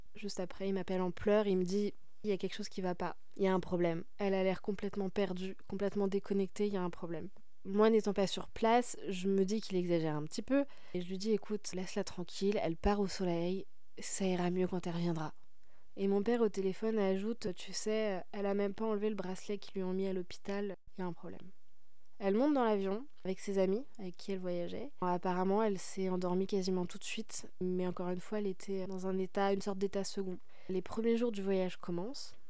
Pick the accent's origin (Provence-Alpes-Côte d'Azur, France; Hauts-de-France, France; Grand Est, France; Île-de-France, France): Île-de-France, France; Paris; je suis parisienne